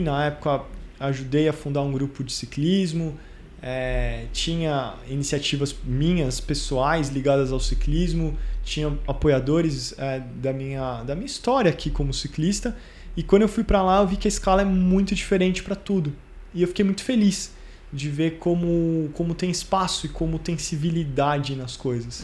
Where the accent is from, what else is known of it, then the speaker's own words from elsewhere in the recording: São Paulo, Brazil; moved away as an adult; now in London, United Kingdom; São Paulo é minha cidade, é onde, onde eu nasci, onde eu cresci